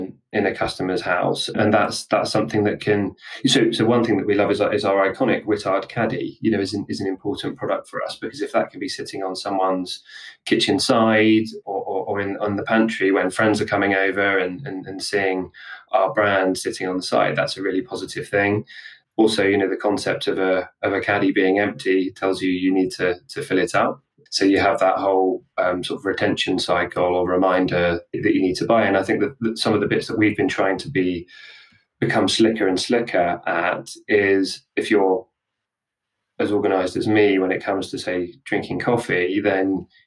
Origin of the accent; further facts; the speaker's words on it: Portsmouth, South East England, United Kingdom; I'm actually from Portsmouth